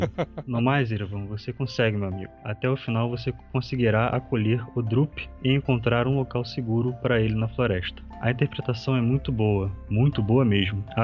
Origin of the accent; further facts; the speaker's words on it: Curitiba, Paraná, Brazil; sou engenheiro eletricista, programador Java Android. Eu sou daqui de Curitiba também.